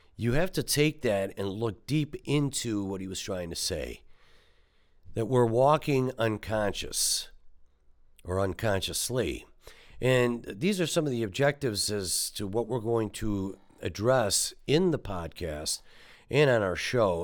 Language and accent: English; Detroit, Michigan, United States; growing up in Detroit